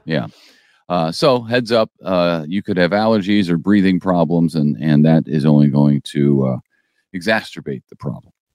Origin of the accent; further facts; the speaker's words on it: St. Louis, Missouri, United States; now in Springfield, United States; I grew up in Saint Louis